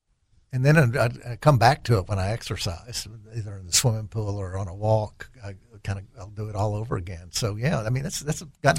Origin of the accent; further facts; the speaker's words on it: El Dorado, Arkansas, United States; also born or lived in Harrison / Jackson, Mississippi / Little Rock; Well, I was born in El Dorado, moved to Harrison, and then to Jackson, Mississippi, and then back to Little Rock.